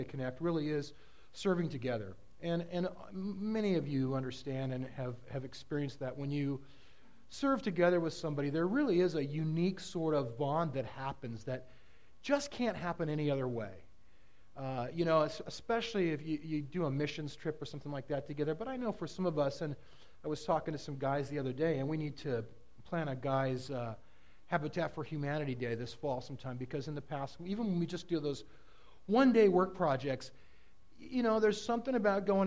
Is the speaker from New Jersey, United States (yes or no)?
no; Southern California, United States; now in Oregon, United States; I grew up in Southern California